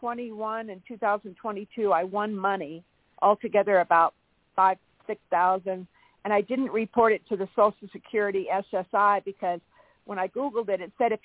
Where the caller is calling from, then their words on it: California, United States; Toni, hi, it's … in California.